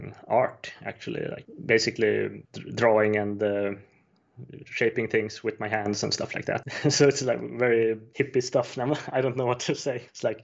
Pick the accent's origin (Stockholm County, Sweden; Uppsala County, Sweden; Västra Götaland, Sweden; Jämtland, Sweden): Jämtland, Sweden; Östersund; born there; I was born in Östersund in Sweden, 1988.